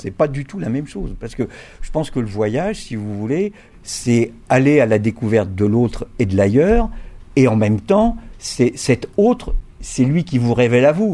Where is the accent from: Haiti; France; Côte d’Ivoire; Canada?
France; Brittany; je suis breton